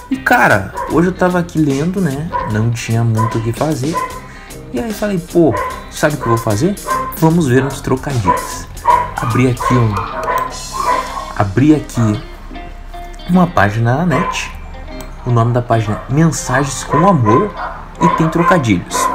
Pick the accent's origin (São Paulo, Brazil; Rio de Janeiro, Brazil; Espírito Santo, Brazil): São Paulo, Brazil; Santo André; Eu sou paulista, cara. Paulista aí de Santo André, cara.